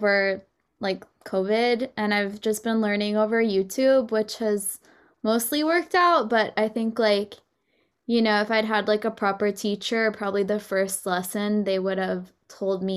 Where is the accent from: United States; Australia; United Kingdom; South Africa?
United States; Texas; moved away; I'm from Texas